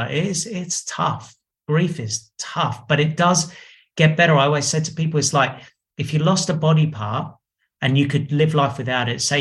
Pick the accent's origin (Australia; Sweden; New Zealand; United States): Australia; I'm from Australia